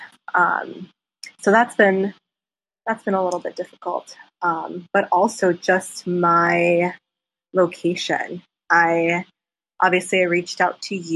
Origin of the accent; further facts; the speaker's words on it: Minneapolis, Minnesota, United States; also born or lived in South Korea; I'm from Minneapolis, Minnesota